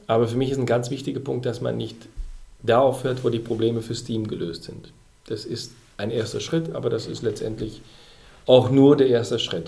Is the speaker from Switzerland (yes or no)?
no; Belgium; moved away as an adult; now in Germany; Ich bin ja Belgier und habe zu der Zeit auch noch in Belgien gelebt.